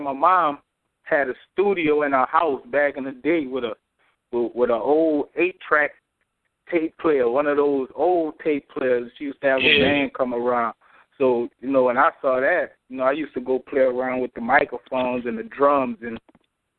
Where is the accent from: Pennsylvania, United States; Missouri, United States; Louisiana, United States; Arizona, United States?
Louisiana, United States; Marrero; Morero, Louisiana, on the West Bank side of New Orleans